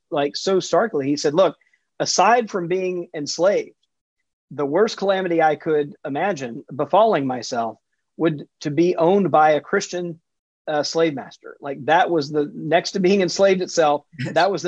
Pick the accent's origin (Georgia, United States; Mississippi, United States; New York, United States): Mississippi, United States; Jackson; I grew up in Jackson, Mississippi in the 70s and 80s